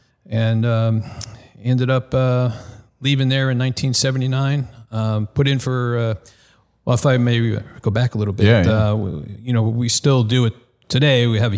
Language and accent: English; East Meadow, New York, United States; Okay, well, I'm originally from Long Island, New York, a town called East Meadow, and that's where I was kind of exposed to the Coast Guard.